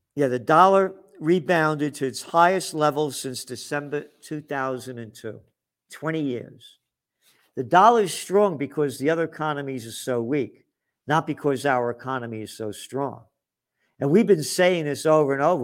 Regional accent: United States; I'm an American.

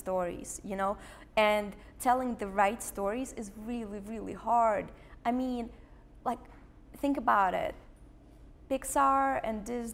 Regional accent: Moscow, Russia; English is a second language; now in San Francisco, United States; I grew up in Russia, by the way, in Moscow.

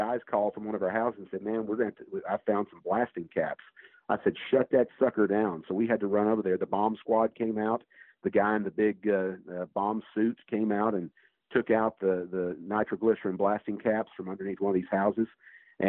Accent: Fort Worth, Texas, United States; I came from Castleberry High School in Fort Worth

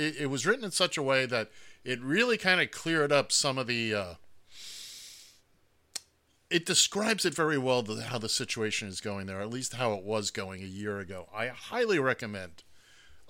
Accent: New York City, New York, United States; I grew up in Manhattan, so I grew up, look, I could hail a cab before I could walk

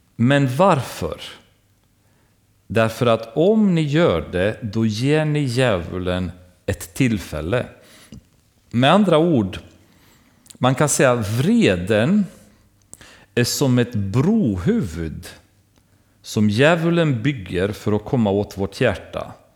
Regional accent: Romania; now in Sweden; när jag växte upp i baptistkyrkan i Rumänien

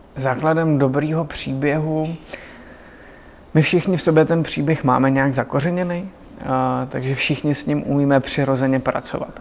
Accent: Vysočina Region, Czechia; já jsem z Vysočiny

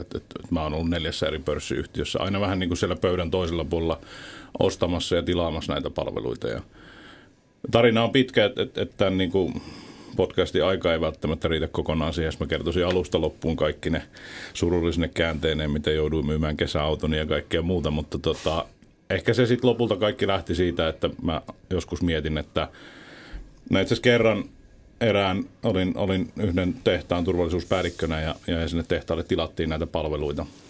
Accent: Kuopio, North Savo, Finland; moved away as an adult; also born or lived in Southern Finland; Mä oon syntynyt alkujaan Kuopiossa

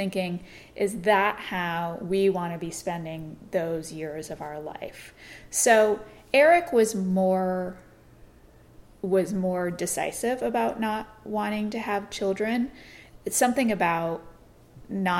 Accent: New York, United States; moved away; also born or lived in Florida; where we grew up in New York

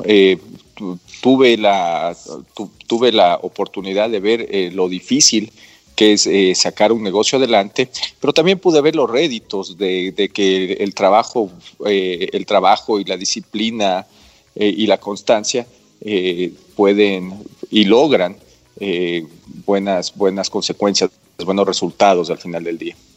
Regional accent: Quito, Pichincha, Ecuador; Yo nací en Quito en 1974 en la Clínica San Francisco. Mi papá es quiteño, mi mamá es quiteña

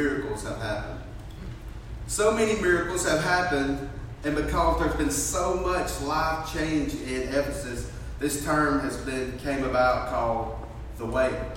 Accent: Fort Payne, Alabama, United States; moved away; I'm from Fort Payne. I'm not even from this area

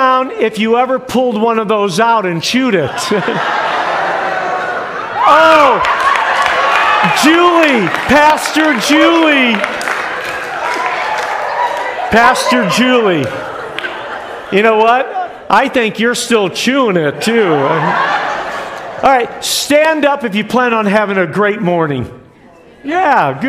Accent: New York, United States; moved away; also born or lived in Westfield, New York / Buffalo, New York / Liverpool, New York; But I was born in Westfield, New York. Then my dad was pastoring in Buffalo, New York. And then we moved to all places, Liverpool, New York.

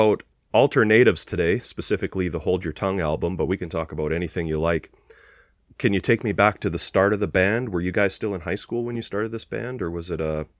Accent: Canada; we're Canadian

